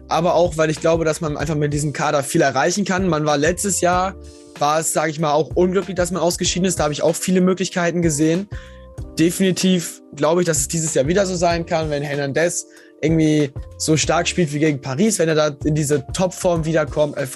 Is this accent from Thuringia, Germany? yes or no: no; Lower Saxony, Germany; Also ich komme halt, ich komme aus der Nähe Osnabrück